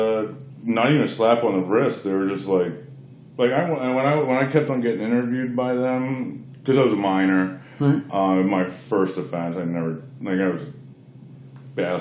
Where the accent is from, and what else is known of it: Bucks County, Pennsylvania, United States; moved away as an adult; also born or lived in Fairbanks, Alaska